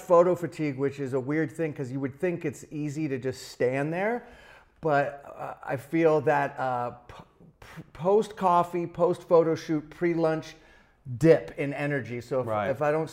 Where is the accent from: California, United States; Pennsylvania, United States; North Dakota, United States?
California, United States; San Francisco; Grew up in San Francisco with hippie parents